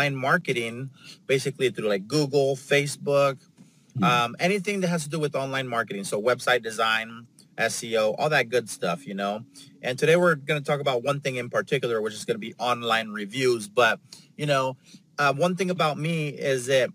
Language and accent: English; San Diego, California, United States; also born or lived in Los Angeles; I'm from San Diego. That's where I'm at right now.